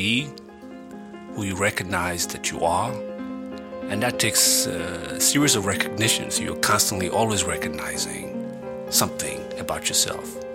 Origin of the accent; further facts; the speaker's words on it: Benin City, Edo, Nigeria; the people that I grew up with in Benin City in Nigeria